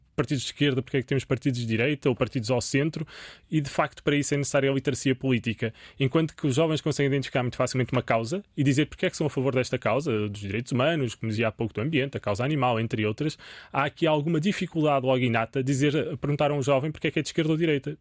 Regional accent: Portugal

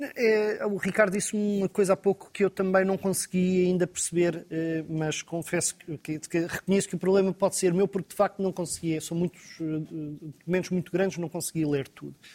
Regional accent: Lisbon, Portugal; como Lisboeta

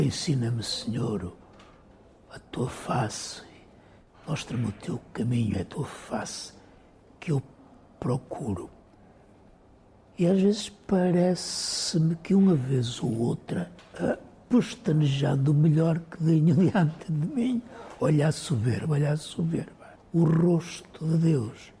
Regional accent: São João do Campo, Norte, Portugal; moved away as an adult; also born or lived in Lisbon; cresci em São João do Campo

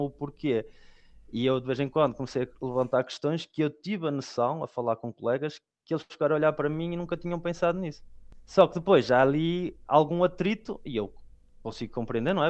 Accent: Portugal; moved away as an adult; now in Belgium; decidiram também para eu começar a primária em Portugal

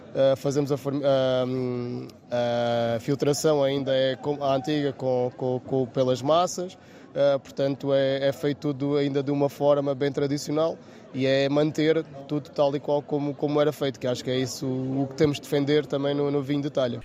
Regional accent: Vila Alva, Alentejo, Portugal; sou também lá da, da aldeia de, de Vilova, nasci lá e fui lá criado

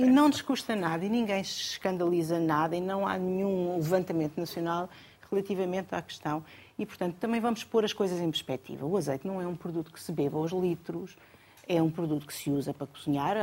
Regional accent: Alentejo, Portugal; sou alentejano

